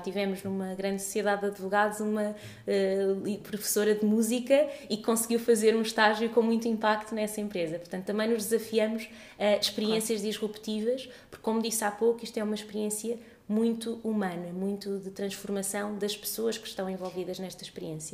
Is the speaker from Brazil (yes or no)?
no; Portugal; já nasci em Portugal, mas toda a minha família é, é de Moçambique